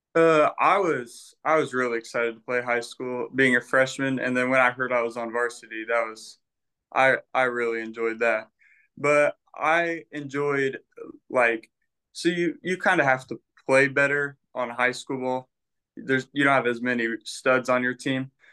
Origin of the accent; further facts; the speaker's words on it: Terre Haute, Indiana, United States; I'm from Terre Haute, Indiana